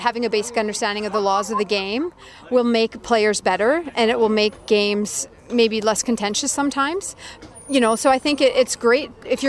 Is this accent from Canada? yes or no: yes; Kamloops, British Columbia, Canada; I grew up in Kamloops, a small town 3 hours east of Vancouver